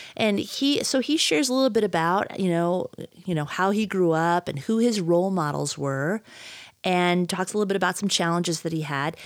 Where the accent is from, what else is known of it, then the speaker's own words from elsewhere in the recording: Midwest, United States; now in Idaho, United States; I grew up in the Midwest, And so mountains were just not a thing